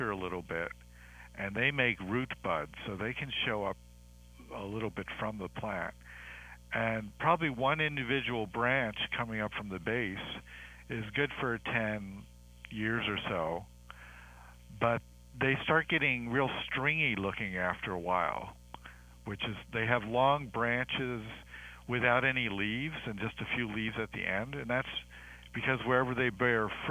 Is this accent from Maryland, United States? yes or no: yes; Maryland, United States; moved away; I grew up in Maryland